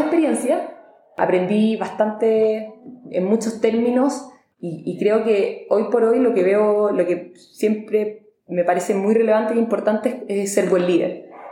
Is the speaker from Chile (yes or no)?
yes; Chile; vengo de Chile, que es un país muy chico al sur del mundo